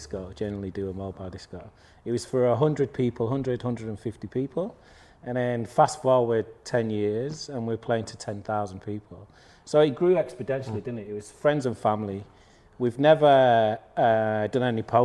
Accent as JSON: {"language": "English", "town": "Manchester", "region": "North West England", "country": "United Kingdom", "said": "I'm from Manchester, and I was in Manchester"}